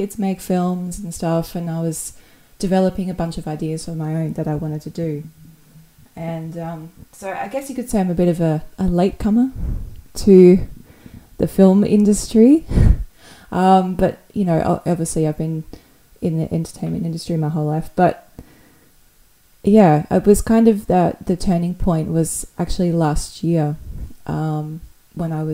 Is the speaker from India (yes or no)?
no; Perth, Western Australia, Australia; now in Sydney, Australia; I grew up in this sort of a smaller town in Perth in the western side of Australia